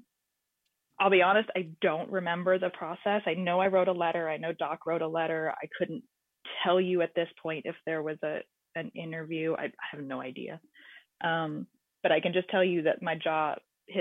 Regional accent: Texas, United States; also born or lived in California; we moved from California to Texas when I was 10

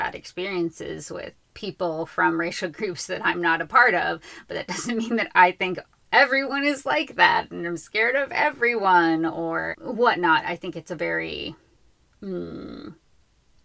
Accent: Los Angeles, California, United States; growing up in Los Angeles

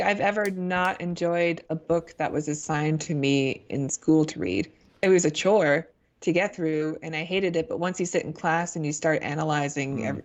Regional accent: United States

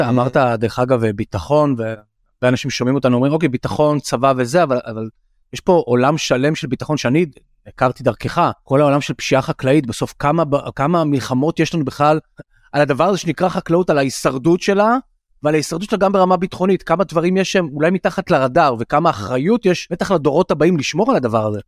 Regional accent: Tel Aviv, Tel Aviv District, Israel; גדלתי כל למשל בתל אביב, כל החיים

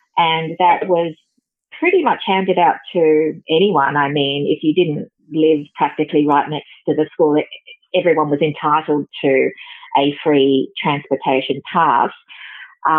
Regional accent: Sydney, New South Wales, Australia; I grew up in Sydney

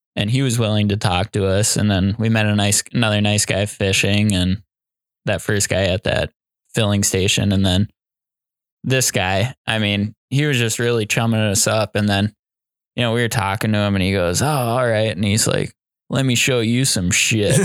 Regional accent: Iowa, United States; we're from Iowa

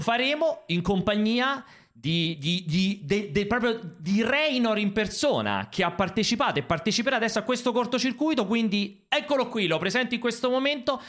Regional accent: Rome, Lazio, Italy; dalle mie parti qua a Roma

